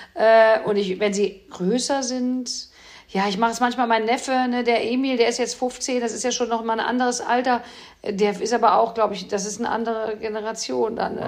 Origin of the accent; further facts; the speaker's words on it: Cologne, North Rhine-Westphalia, Germany; sitzt man hier als Kölner